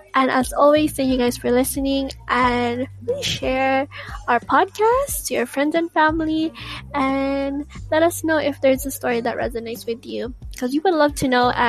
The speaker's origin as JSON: {"language": "English", "country": "Philippines", "second_language": "English", "said": "So that means I am Filipino despite wait, I'm not Tagalog, but I can just say that it means I'm Filipino despite everything that I've found. I still yearn to love my home country, Philippines."}